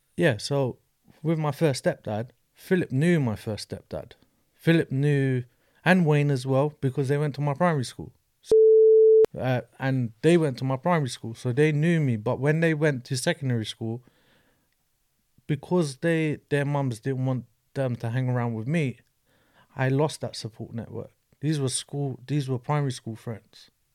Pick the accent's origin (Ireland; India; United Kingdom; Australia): United Kingdom; London; grew up in an estate in Brixton